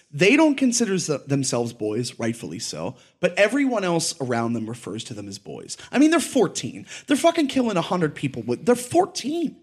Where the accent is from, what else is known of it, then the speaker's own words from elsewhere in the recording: United States; I'm from Delaware County, from the place I grew up